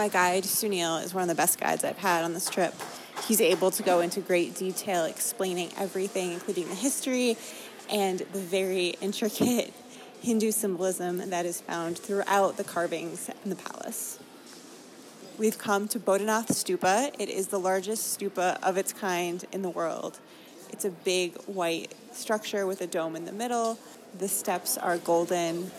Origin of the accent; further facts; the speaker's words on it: Maine, United States; I am a girl from Maine